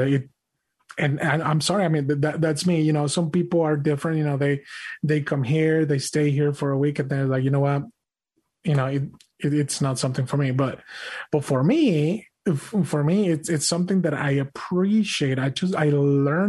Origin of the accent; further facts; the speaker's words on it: Mexico; English is a second language; now in United States; I was born and raised in Mexico